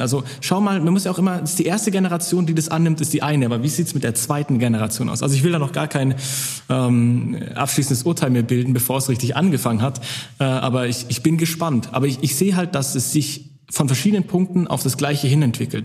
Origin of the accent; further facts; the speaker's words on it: Swabia, Baden-Württemberg, Germany; ich komme aus dem Schwabeländle